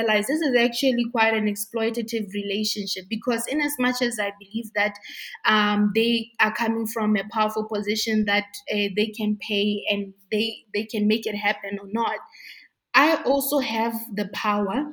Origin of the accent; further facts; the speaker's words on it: Botswana; I was born and bred in Botswana